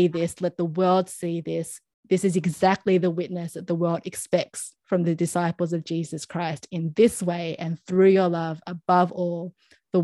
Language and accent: English; Philippines; for me as a Filipino